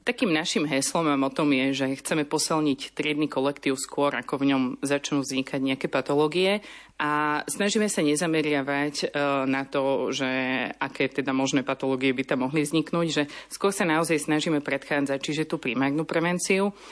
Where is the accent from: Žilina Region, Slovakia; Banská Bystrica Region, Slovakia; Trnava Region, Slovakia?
Trnava Region, Slovakia; Trnava; now in Bratislava, Slovakia; od malička som vyrastala v salesianskom prostredí. Som z Trnavy a vlastne mm, náš dom susedí so salesianským strediskom